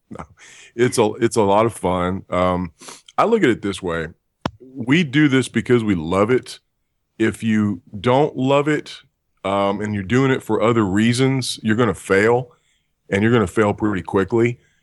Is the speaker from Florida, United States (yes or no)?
no; Texas, United States; moved away; also born or lived in California; I'm actually from Texas